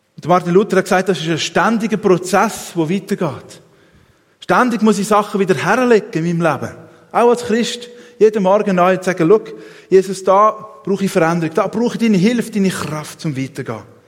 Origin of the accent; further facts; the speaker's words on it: Switzerland; als Schweizer